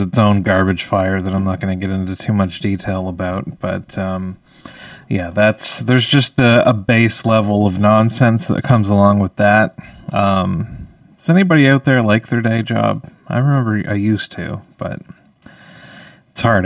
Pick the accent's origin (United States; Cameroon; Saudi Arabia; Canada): Canada; Saint John, New Brunswick; I am a comedian from St. John, New Brunswick